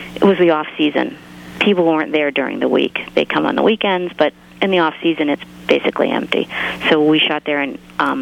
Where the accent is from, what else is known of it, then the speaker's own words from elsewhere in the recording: East Coast, United States; I'm from the East Coast